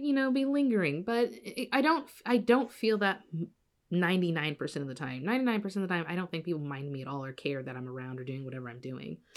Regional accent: Evansville, Indiana, United States; my hometown, Evansville

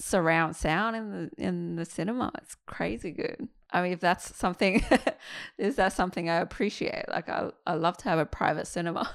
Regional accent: Qingdao, Shandong, China; now in Australia; I went to Qingdao, my hometown

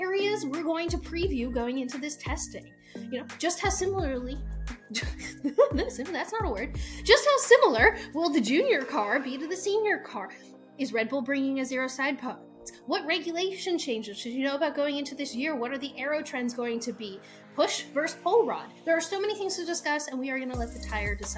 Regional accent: United States; we're American

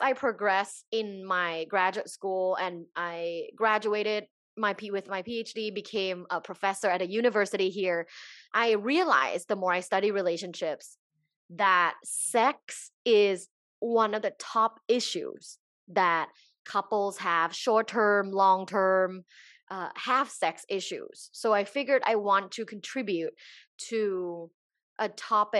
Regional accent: Bangkok, Thailand; now in Los Angeles, United States; I am originally from Thailand. So I was born and raised in Bangkok, Thailand.

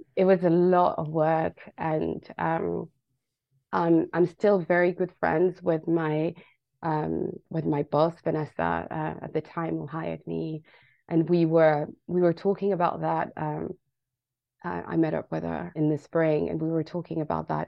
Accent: Paris, Île-de-France, France; moved away as an adult; now in London, United Kingdom; I was born and raised in uh, Paris both of my parents are from Senegal

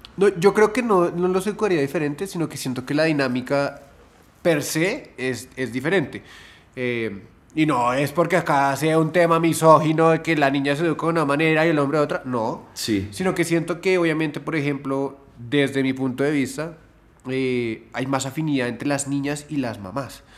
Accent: Colombia; nosotros, como colombianos, hemos sido educados

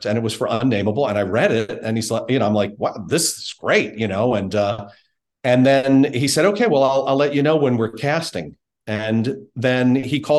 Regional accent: Baltimore, Maryland, United States; I grew up in Baltimore

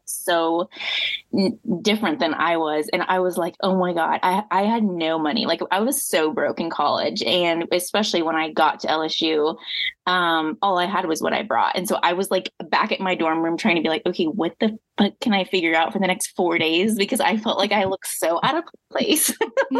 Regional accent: Midwest, United States; moved away as an adult; also born or lived in Louisiana; I grew up in the Midwest, and so that has its own style.

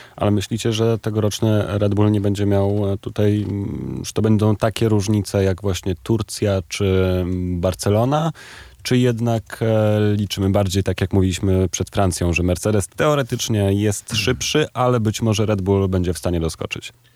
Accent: Poland; ja jestem z Polski

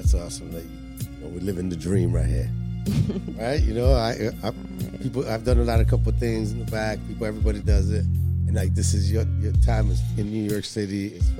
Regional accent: Spain; I'm from Spain.

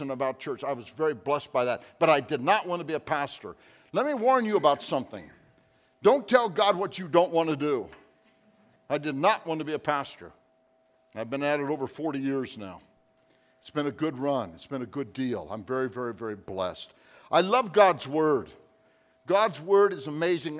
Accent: North Platte, Nebraska, United States; I grew up in North Platte, Nebraska.

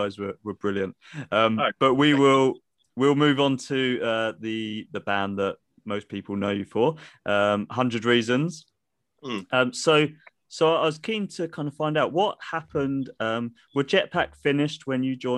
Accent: Guildford, South East England, United Kingdom; both myself and James are from Guildford, so we were kind of local

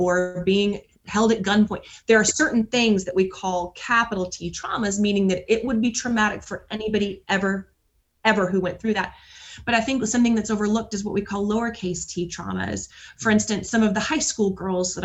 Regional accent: Atlanta, Georgia, United States; now in Nashville, United States; I'm from Atlanta, Georgia, and moved to Nashville in 1998

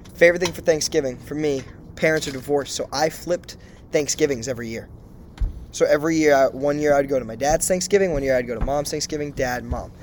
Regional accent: Hopedale, Massachusetts, United States; moved away as an adult; now in San Diego, United States; we are from Massachusetts, small town called Hopedale

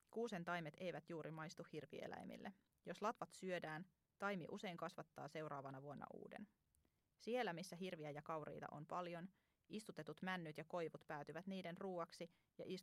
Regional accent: Uusimaa, Finland; toimittaja Minua kiinnostaa, mitä ilmastonmuutos tekee kotiseutuni virkistysmetsille Itä-Uudellamaalla

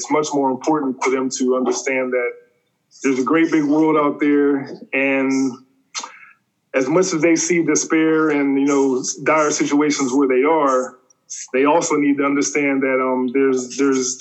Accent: Pittsburgh, Pennsylvania, United States; moved away as an adult; now in Los Angeles, United States; I grew up in Pittsburgh, Pennsylvania

